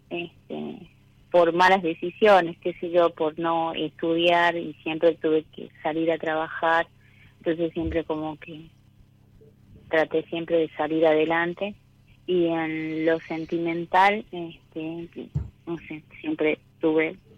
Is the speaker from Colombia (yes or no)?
no; Catamarca, Argentina; De Catamarca.